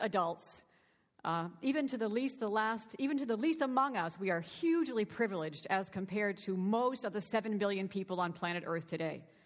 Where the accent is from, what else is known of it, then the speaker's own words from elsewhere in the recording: Boston, Massachusetts, United States; I was born and raised in the Church of the Nazarene here in the Boston area